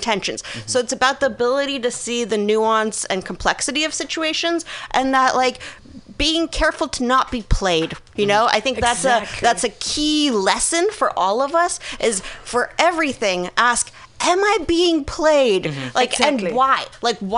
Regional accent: Minsk, Belarus; moved away; I grew up I was born in Minsk in Belarus

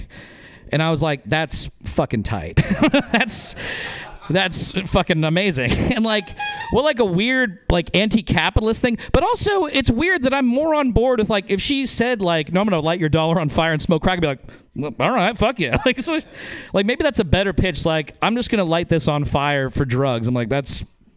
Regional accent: Northern Nevada, United States; I'm from Northern Nevada

